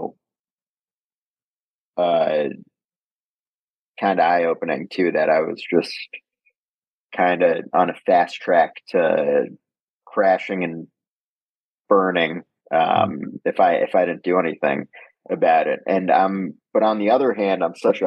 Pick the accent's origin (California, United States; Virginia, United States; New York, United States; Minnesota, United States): New York, United States; New York City; I grew up in Manhattan